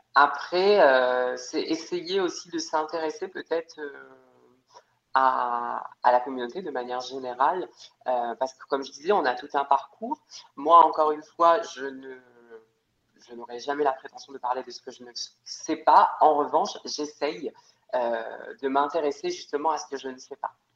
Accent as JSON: {"language": "French", "country": "Réunion", "said": "je suis réunionnaise, je vis dans une ville où euh, je pense que 70% de la population est, euh, métisse"}